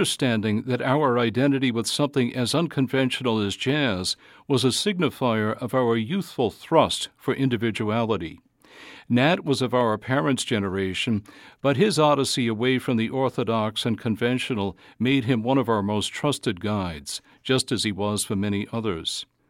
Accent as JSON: {"language": "English", "town": "Worcester", "region": "Massachusetts", "country": "United States", "tie": "born or raised there", "said": "I grew up in Worcester"}